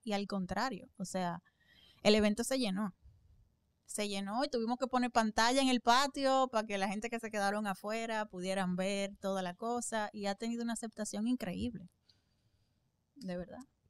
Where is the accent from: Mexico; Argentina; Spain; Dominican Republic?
Dominican Republic; Santo Domingo; allá en Santo Domingo, en mi país